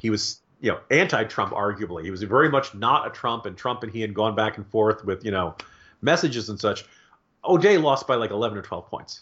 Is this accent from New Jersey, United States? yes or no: no; Virginia, United States; my home state of Virginia